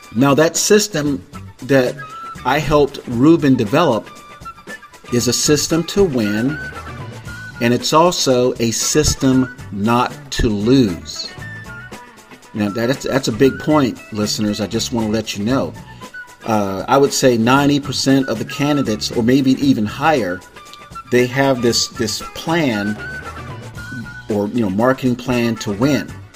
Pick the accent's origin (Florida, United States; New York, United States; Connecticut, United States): Florida, United States; Tampa; also born or lived in Miami-Dade County, Florida / Broward County, Florida; now in California, United States; I was born and raised in Florida. I was born in Tampa